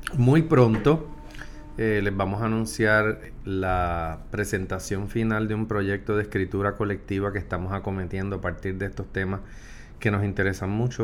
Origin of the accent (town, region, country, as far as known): Puerto Rico